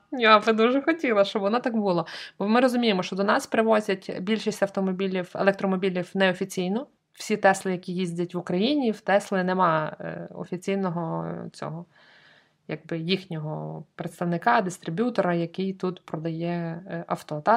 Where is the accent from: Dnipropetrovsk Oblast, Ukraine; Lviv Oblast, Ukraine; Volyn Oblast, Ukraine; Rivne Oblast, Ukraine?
Lviv Oblast, Ukraine; Lviv; я як справжня львів'янка